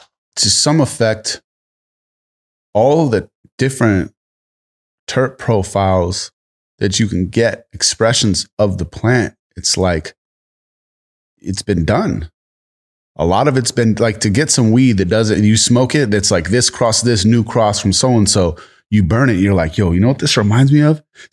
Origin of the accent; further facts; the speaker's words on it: East Coast, United States; now in California, United States; I'm from the East Coast and came to Cali